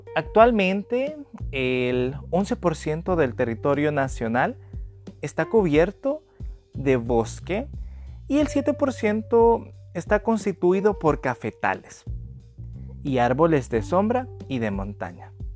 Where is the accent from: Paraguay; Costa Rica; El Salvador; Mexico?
El Salvador; de El Salvador